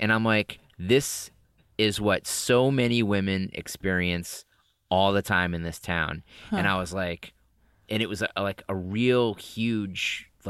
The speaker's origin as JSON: {"language": "English", "region": "Massachusetts", "country": "United States", "said": "I'm from Massachusetts, so I just lose ours all over the place."}